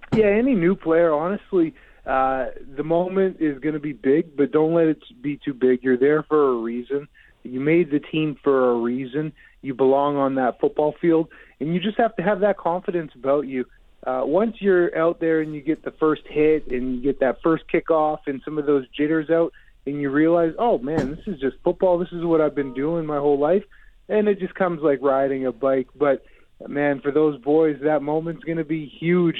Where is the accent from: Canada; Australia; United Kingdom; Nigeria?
Canada; Winnipeg, Manitoba; my hometown team uh, in Winnipeg